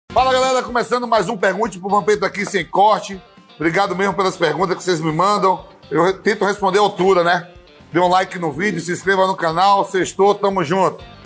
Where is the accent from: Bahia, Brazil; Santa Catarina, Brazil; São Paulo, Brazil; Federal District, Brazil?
Bahia, Brazil; eu sou baiano